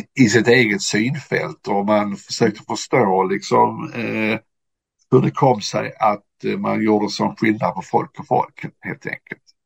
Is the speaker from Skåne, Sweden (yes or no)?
yes; Landskrona, Skåne, Sweden; also born or lived in Finland; jag är uppväxt i, i Landskrona